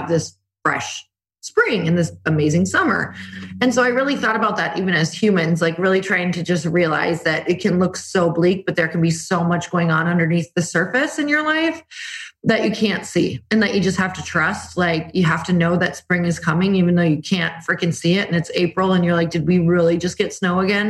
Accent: Midwest, United States; moved away as an adult; also born or lived in California; now in Arizona, United States; I'm from the Midwest. I am from the snow, 30 years in the snow

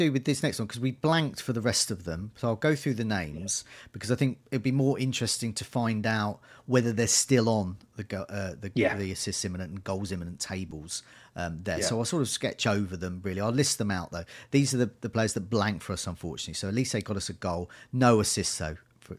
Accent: Brighton, South East England, United Kingdom; I'm from Brighton, and as people might know, I have difficulty with some consonants sometimes, and we like our vowels and not so keen on consonants.

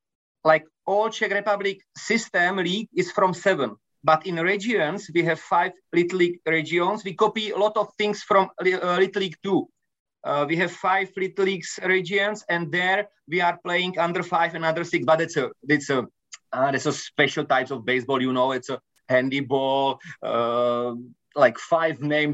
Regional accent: Japan; English is a second language; I came from Japan and my friend Tomáš Ovesný came from Cuba

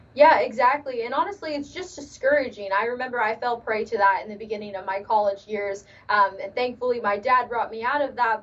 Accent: Los Angeles, California, United States; Yes, born and raised in Los Angeles.

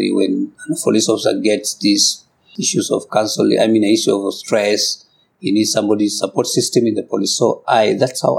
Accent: Kikuyu, Kenya; I come from Kikuyu community

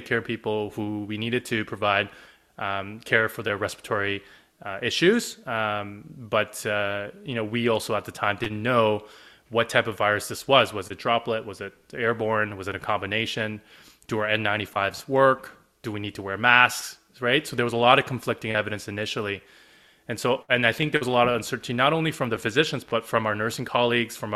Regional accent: Canada; also born or lived in Korea; I'm Korean Canadian. I was born in Korea. I moved here when I was 7. I'm Canadian for all the intents and purposes

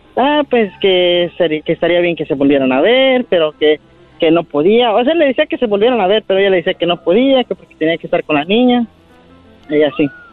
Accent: Puruándiro, Michoacán, Mexico; now in United States; nací, en, en, Puruándiro, Michoacán

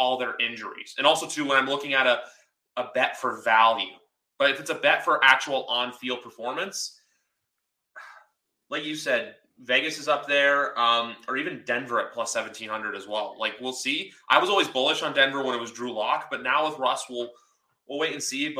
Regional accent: Toronto, Ontario, Canada; I'm not from the area, and I know I'm actually from Toronto

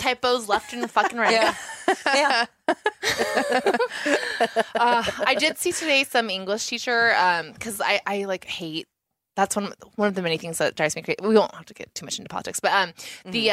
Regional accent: Southern California, United States; someone from SoCal

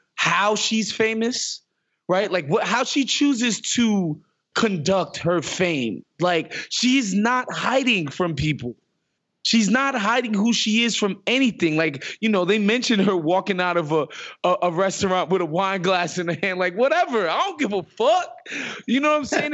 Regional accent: New York City, New York, United States; I grew up in Queens Village, which is the adjacent neighborhood to Hollis

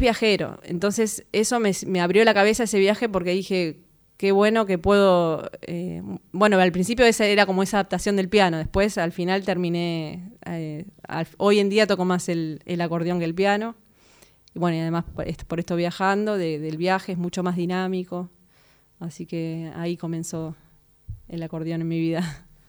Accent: Mar del Plata, Buenos Aires Province, Argentina; moved away as an adult; yo soy de Mar del Plata, me fui a estudiar a La Plata el profesorado de piano

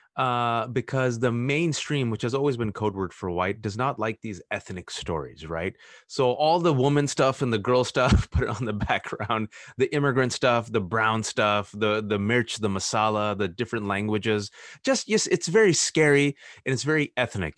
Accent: Fremont, California, United States; I was born and raised in Fremont, California

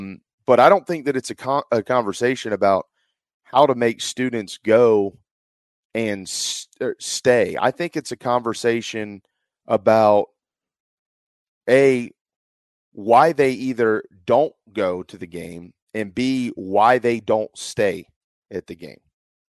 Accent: Philadelphia, Pennsylvania, United States; I don't care about the game because I'm from Philadelphia.

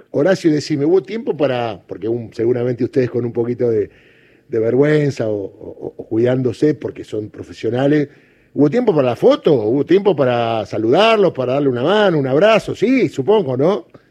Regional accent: Argentina; todos somos argentinos

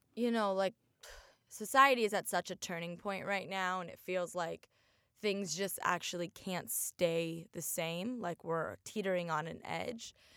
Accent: Oregon, United States; now in Miami, United States; I grew up in Oregon, a very, very white place

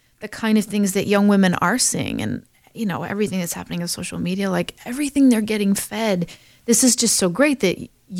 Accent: Chicago, Illinois, United States; moved away as an adult; I grew up outside of Chicago, Illinois, went to school out east and studied theater and art, but then came back.

